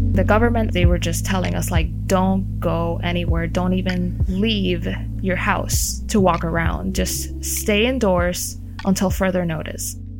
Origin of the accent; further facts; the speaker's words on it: Puerto Rico; I am from Puerto Rico